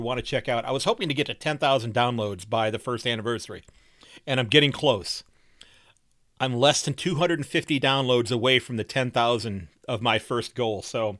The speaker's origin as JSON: {"language": "English", "town": "Sandusky", "region": "Ohio", "country": "United States"}